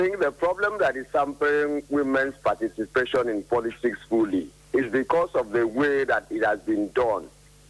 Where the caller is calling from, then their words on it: Uyo, Akwa Ibom, Nigeria; I'm calling from Uyo.